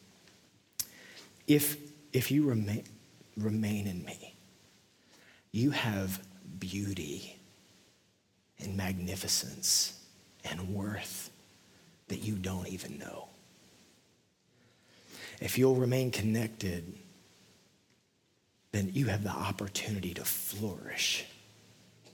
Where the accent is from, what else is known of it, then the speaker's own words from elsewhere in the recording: West Texas, United States; now in Nashville, United States; I'm from West Texas, which is essentially the desert